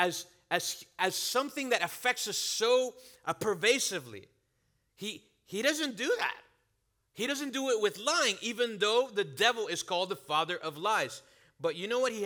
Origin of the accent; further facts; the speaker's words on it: Venezuela; now in United States; I'm from Venezuela